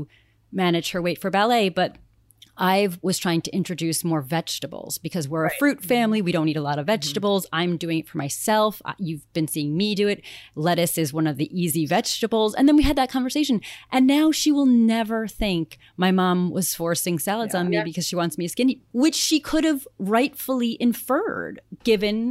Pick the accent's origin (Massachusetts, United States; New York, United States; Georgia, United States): New York, United States; Greenport; my hometown, Greenport